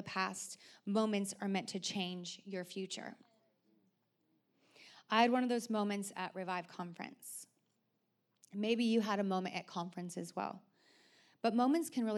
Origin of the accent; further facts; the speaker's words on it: Oregon, United States; growing up in Oregon